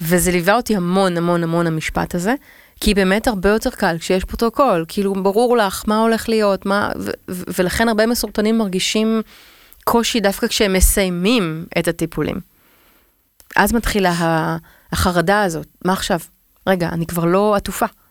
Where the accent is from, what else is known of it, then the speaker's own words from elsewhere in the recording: Tel Aviv, Tel Aviv District, Israel; אני תל אביבית